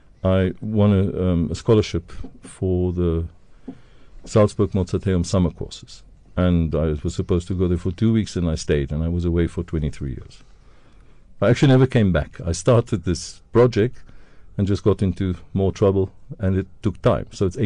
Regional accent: Dundee, KwaZulu-Natal, South Africa; moved away as an adult; Wasbank near Dundee. So I grew up that area in Dundee, went to school there.

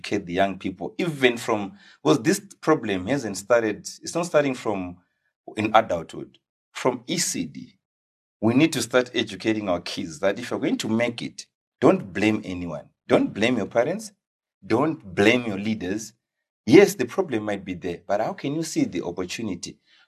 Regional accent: Watsomba, Manicaland, Zimbabwe; So I was born and bred in Watsomba.

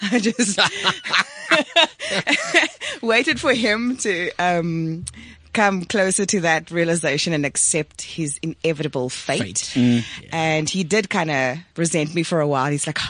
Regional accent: South Africa; first language Afrikaans; English is a second language; And like obviously Afrikaans is my mother tongue, right? So I watched my mom once when I went home.

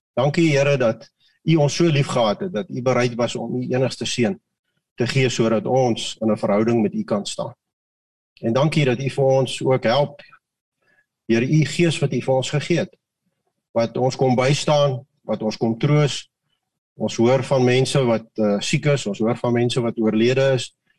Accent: Mauritius; now in South Africa; Ek kom uit Mauritius uit wat wat wat 50% Hindus

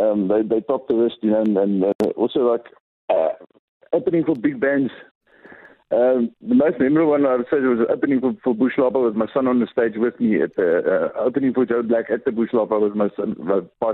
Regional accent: George, Western Cape, South Africa; also born or lived in Davao (possibly garbled ASR, e.g. Durban); I was originally born and raised in Davao. I've been in the music industry for about 3 years. I live in George most of my life now. I went to school here.

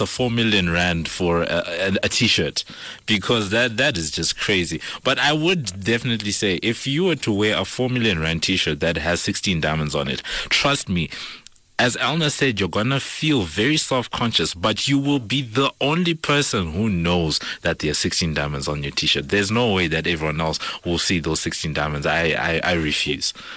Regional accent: Zimbabwe; now in South Africa; I'm from Zimbabwe

